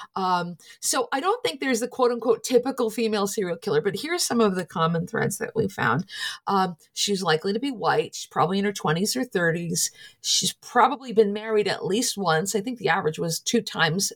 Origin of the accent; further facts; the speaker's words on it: Scranton, Pennsylvania, United States; I'm from Scranton, Pennsylvania. My family and friends are largely there